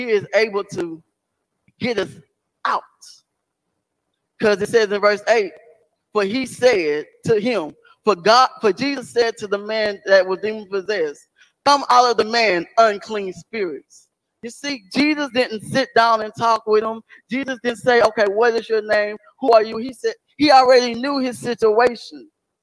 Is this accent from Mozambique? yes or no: no; Beaumont, Texas, United States; moved away as an adult; also born or lived in Chicago; Beaumont's my hometown